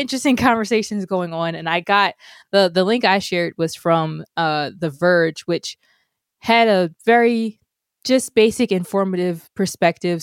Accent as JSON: {"language": "English", "country": "United States", "said": "as an American"}